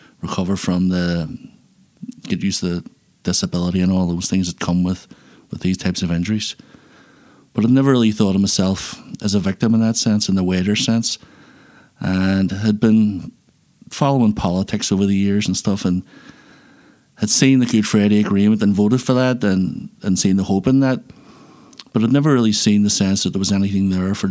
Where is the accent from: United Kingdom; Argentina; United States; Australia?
United Kingdom; Belfast, Northern Ireland; I was born in Belfast in 1972 and lived here. And I've lived here for my life ever since